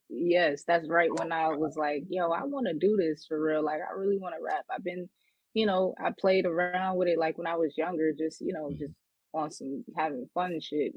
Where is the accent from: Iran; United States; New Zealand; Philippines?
United States; New York City, New York; I'm from Queens, New York.